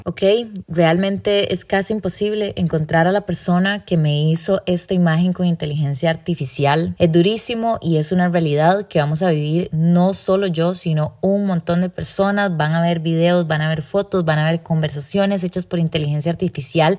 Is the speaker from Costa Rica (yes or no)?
yes; Costa Rica; como sociedad costarricense